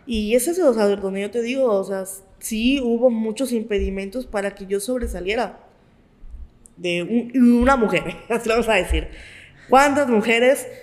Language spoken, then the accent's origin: Spanish; Mexico; los mexicanos somos unos chingones